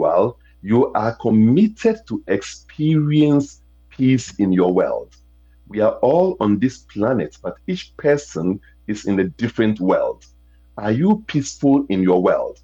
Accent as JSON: {"language": "English", "country": "Ghana", "accent": "international Americanese", "moved": "yes", "said": "I come from Africa"}